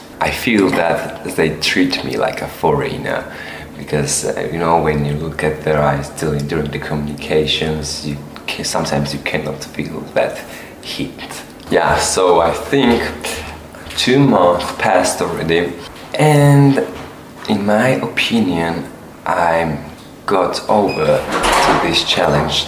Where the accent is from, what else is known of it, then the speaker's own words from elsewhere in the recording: Batumi, Adjara, Georgia; English is a second language; moved away as an adult; now in Hungary; My hometown is Batumi